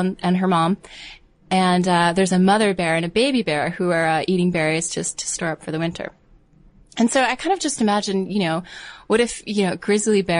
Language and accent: English; Northeast, United States; growing up in the Northeast.